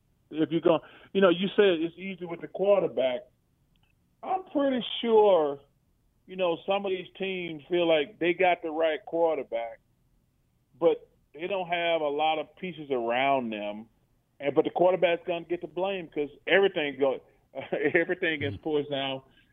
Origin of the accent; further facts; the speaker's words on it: Alabama, United States; growing up in Alabama